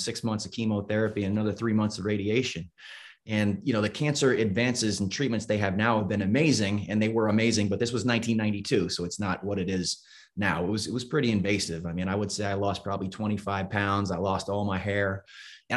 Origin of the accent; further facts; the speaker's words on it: Albany, New York, United States; my hometown of Albany, New York